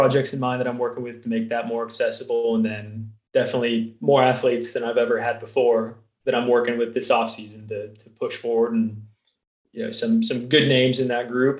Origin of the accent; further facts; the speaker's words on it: United States; I'm an American